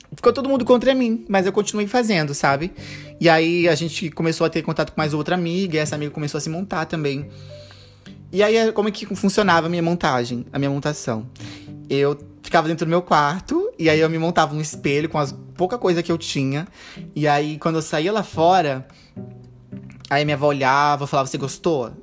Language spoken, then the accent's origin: Portuguese; Ariquemes, Rondônia, Brazil; moved away as an adult; now in Porto Velho, Brazil; Eu sou uma drag queen de Rondônia. Eu moro na capital de Rondônia, em Porto Velho, mas eu nasci no interior, em Ariquemes